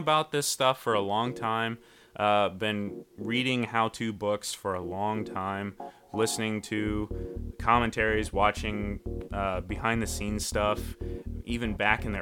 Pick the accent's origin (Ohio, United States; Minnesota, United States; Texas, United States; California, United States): Ohio, United States; I was born and raised in Ohio. I currently still live in the Midwest